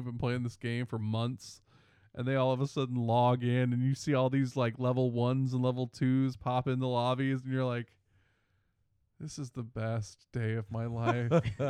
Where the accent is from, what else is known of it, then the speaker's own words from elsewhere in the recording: Northern Virginia, United States; I'm from Northern Virginia outside of D.C.